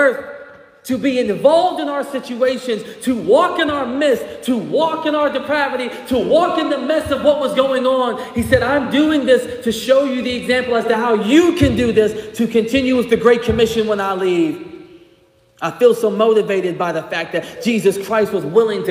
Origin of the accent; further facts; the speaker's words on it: Greenville, South Carolina, United States; moved away as an adult; also born or lived in St. Albans, West Virginia; now in Charleston, United States; I grew up in Greenville, South Carolina